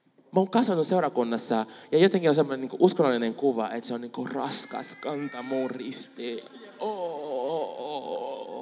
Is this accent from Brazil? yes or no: yes; Brazil; Finnish is a second language; now in Finland; mä oon Brasiliasta